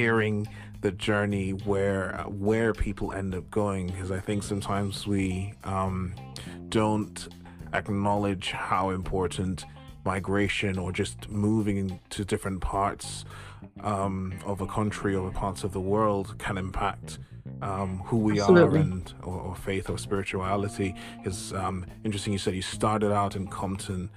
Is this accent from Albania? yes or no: no; Jamaica; moved away; I grew up in Jamaica